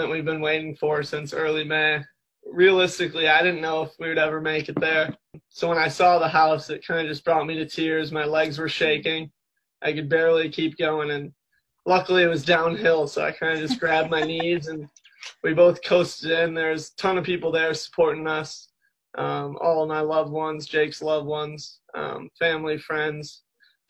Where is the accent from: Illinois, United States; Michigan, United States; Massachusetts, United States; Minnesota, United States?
Michigan, United States; moved away; we went back to Michigan, my hometown